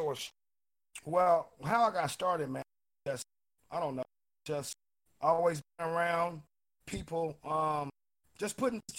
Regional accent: Portland, Oregon, United States; Portland, Oregon. Uh, okay. Uh, born here, raised most here.

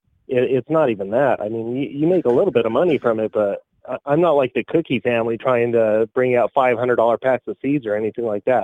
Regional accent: Colorado, United States; moved away as an adult; now in Oregon, United States; I'm originally from Colorado, where Pollination Elite Genetics started. I moved out here to Oregon

